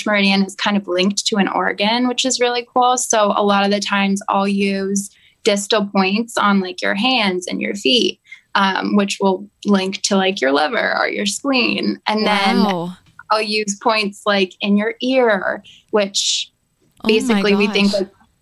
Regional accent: Sherborn, Massachusetts, United States; I grew up in Sherbourne, Massachusetts

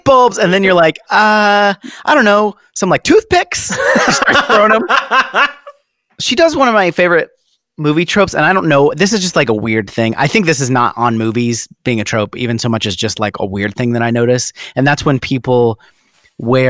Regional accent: Ohio, United States; now in the South, United States; we do live in the South, but I grew up in Ohio.

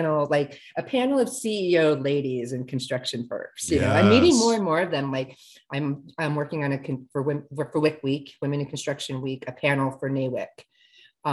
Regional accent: Singapore; moved away; I was born in Singapore

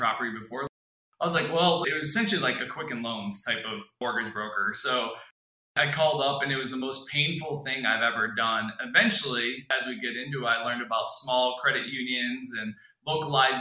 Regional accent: Michigan, United States; moved away as an adult; also born or lived in western United States; I was born and raised in Michigan, so I'm a Midwest kid.

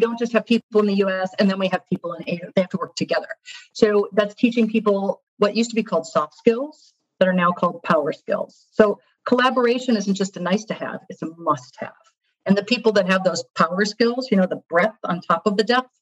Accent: just outside of Detroit, Michigan, United States; moved away as an adult; also born or lived in Chicago; now in New York, United States; I grew up in Michigan

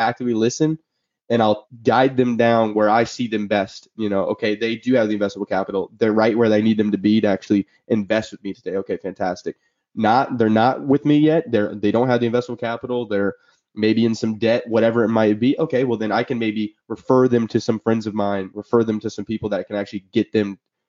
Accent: Illinois, United States; moved away; I'm from Illinois, Midwest boys

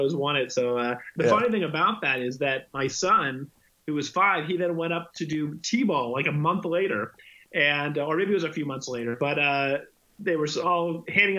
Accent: San Francisco Bay Area, California, United States; moved away as an adult; now in Los Angeles, United States; I grew up in the San Francisco Bay Area and I've been to Los Angeles the last 20 or so years, but I grew up in the Bay Area

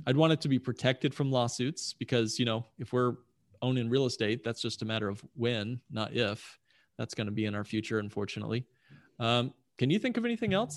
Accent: Indianapolis, Indiana, United States; I grew up in Indianapolis, wonderful town.

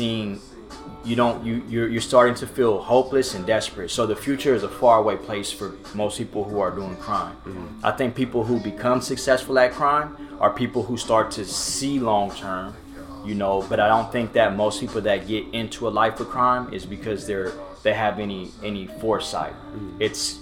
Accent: Orange, California, United States; the neighborhood that I grew up in was in Orange. It's a barrio

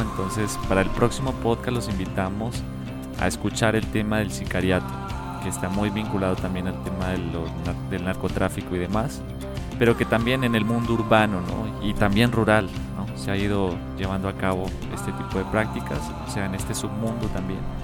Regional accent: Colombia; now in Mexico; como colombiano, no solo acá en México

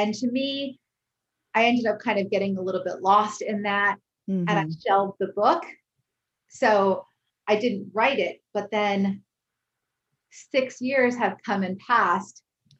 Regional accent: Connecticut, United States; now in California, United States

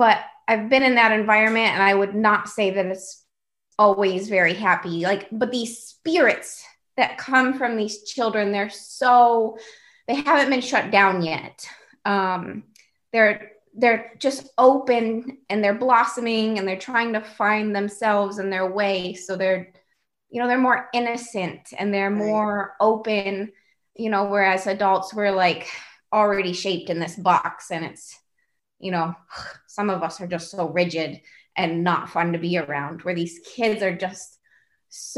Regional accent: upstate New York, United States; moved away as an adult; also born or lived in Hawaii; now in Bay Area, California, United States; I lived there for 25 years and then I moved away to finish my undergrad. I moved to Hawaii, which was a huge culture shock coming from upstate New York

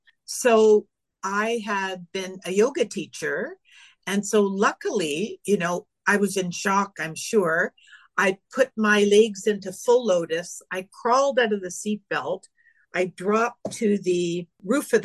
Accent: Northern Ontario, Canada; also born or lived in Lake Superior; now in Palm Desert, United States; I grew up in Northern Ontario

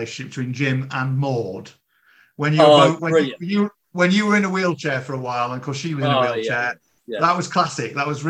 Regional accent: Yorkshire and the Humber, United Kingdom; I grew up in Yorkshire, and my partner did as well

